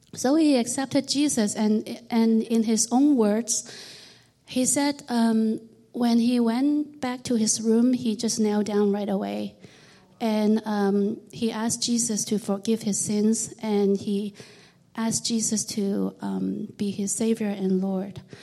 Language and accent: English; Hong Kong; I was born in Hong Kong, and at that time it was a British colony.